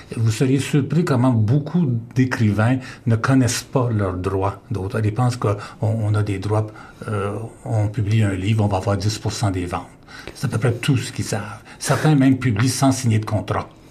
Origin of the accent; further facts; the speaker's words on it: Windsor, Ontario, Canada; je suis originaire du sud de l'Ontario, tout près de Windsor